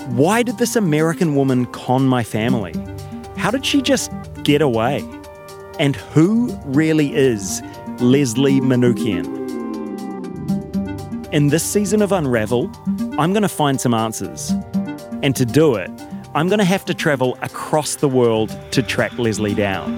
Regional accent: New Zealand; moved away; as a Kiwi

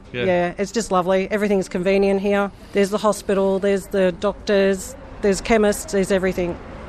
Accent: Omeo, Victoria, Australia; also born or lived in Richmond, New South Wales; now in Molong, Australia; My husband and I are from Richmond in New South Wales. We left there to come here, and previous to that, I'm a Victorian girl. High Country, Victoria, Omeo.

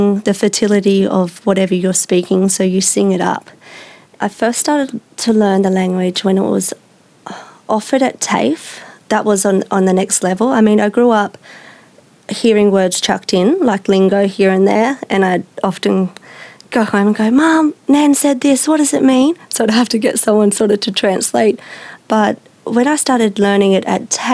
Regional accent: Biripi country, New South Wales, Australia; I'm from Biripi country

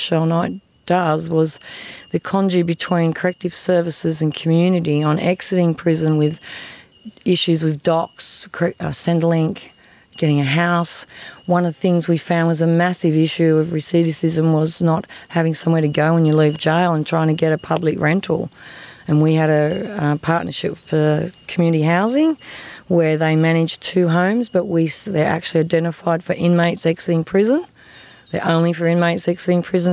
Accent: Toukley, New South Wales, Australia; I grew up in Tookley, New South Wales. Haven't gone very far. I still live in Tookley.

